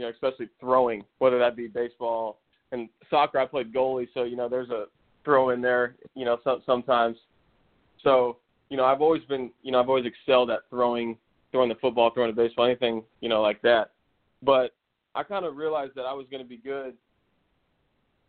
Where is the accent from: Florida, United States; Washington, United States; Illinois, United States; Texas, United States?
Florida, United States; Tampa; also born or lived in O'Neill, Nebraska; I moved to Tampa when I was 5 years old